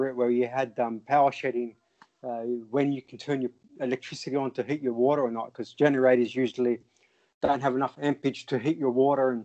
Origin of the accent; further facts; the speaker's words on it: Australia; moved away as an adult; also born or lived in Lebanon; now in Altrincham, United Kingdom; I'm Australian, wasn't born in the country, and I've been residing overseas for the last 20 years